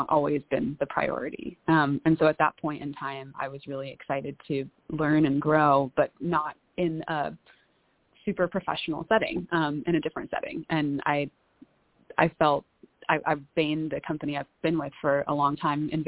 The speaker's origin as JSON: {"language": "English", "town": "San Diego", "region": "California", "country": "United States", "tie": "born or raised there", "also_born_or_lived": "Bay Area, California / Los Angeles / Breckenridge / Chicago area", "moved": "as an adult", "lives_now": "Austin, United States", "said": "I grew up in San Diego, went to school in the Bay Area, California, then lived in LA for a couple years"}